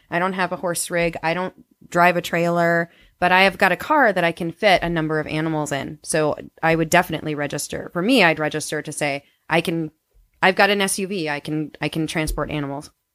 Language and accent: English; Wisconsin, United States; moved away as an adult; I grew up in Wisconsin